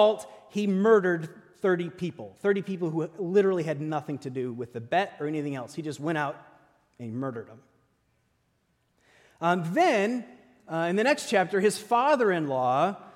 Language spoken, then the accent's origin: English; Midwest, United States; I grew up in the Midwest